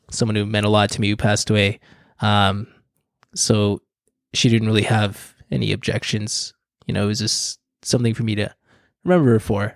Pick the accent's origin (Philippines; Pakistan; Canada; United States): Philippines; I'm, I'm Filipino.